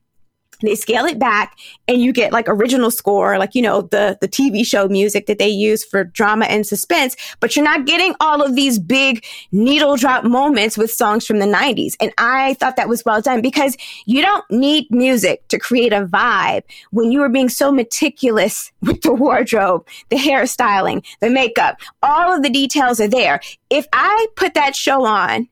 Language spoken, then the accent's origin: English; Virginia, United States; moved away; also born or lived in New York; I grew up in Virginia